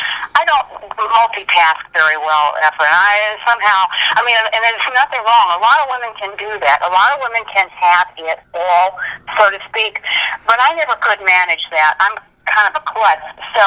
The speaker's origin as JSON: {"language": "English", "town": "Charlotte", "region": "North Carolina", "country": "United States", "tie": "born there", "said": "coming in from North Carolina, I was born in Charlotte, North Carolina, they said, okay, you get rid of the accent or we get rid of you."}